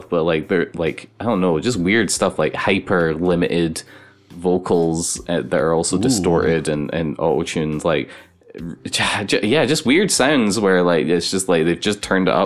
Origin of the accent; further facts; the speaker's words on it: Glasgow, Scotland, United Kingdom; I'm from Glasgow